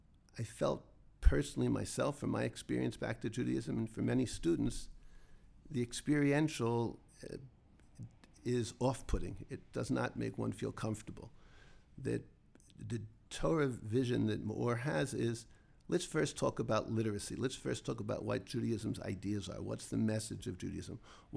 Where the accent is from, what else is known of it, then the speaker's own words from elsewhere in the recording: Philadelphia, Pennsylvania, United States; now in Jerusalem, Israel; Myself, I personally am a Baal Tshuva. I grew up in Philadelphia, two wonderful parents, both very proud Jews.